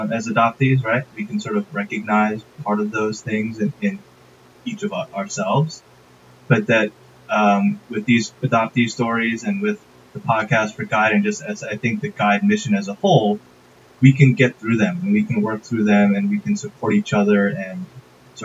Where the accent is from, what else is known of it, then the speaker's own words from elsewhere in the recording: Westchester, New York, United States; now in Fort Lee, United States; I grew up in Westchester, New York.